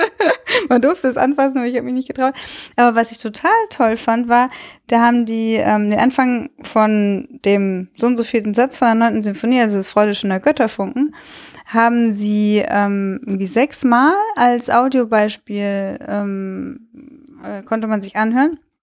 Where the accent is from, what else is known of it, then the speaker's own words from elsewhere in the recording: Cologne, North Rhine-Westphalia, Germany; ich bin in Köln groß geworden